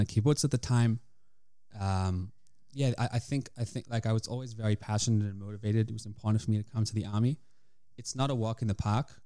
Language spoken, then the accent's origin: English; Australia; moved away as an adult; now in Israel; Came to Israel when I was eighteen from Australia. Uh, grew up there in the Jewish community